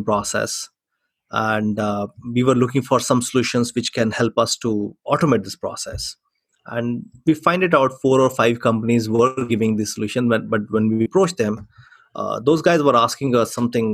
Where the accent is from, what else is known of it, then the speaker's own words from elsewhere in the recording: Chandigarh, India; coming from a small city called Chandigarh